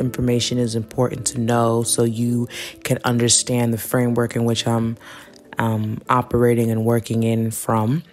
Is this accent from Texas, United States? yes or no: no; New York City, New York, United States; I'm from New York City